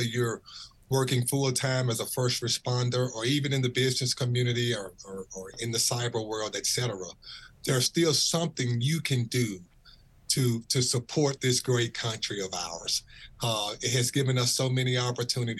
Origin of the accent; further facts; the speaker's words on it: Birmingham, Alabama, United States; I'm from Birmingham, Alabama.